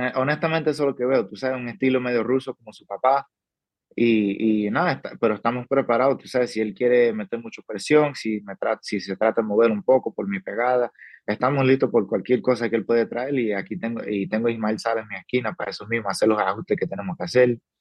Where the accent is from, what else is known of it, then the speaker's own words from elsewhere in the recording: New Mexico, United States; also born or lived in Cuba (family); now in Las Vegas, United States; mi familia viene de Cuba, yo nací, me creí en Nuevo México, alrededor de mexicano